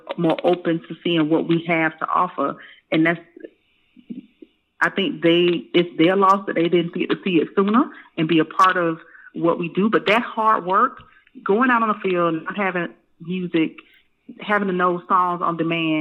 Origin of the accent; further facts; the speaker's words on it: Tampa, Florida, United States; I grew up in Tampa, Florida